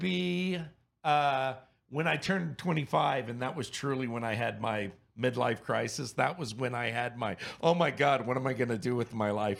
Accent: Louisiana, United States; now in Houston, United States; because I'm from Louisiana. I was born in Louisiana.

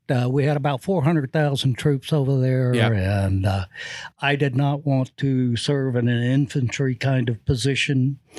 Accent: Fort Walton Beach, Florida, United States; moved away as an adult; also born or lived in Georgia; I grew up in Fort Walton Beach.

